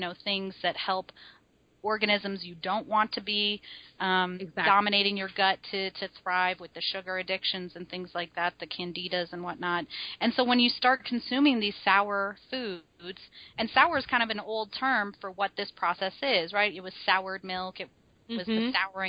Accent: Midwest, United States; how I grew up, right? I'm a Midwesterner

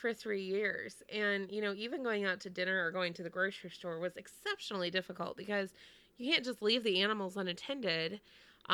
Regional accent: Texas, United States; moved away as an adult; also born or lived in Connecticut; I grew up in Texas and everything there is far.

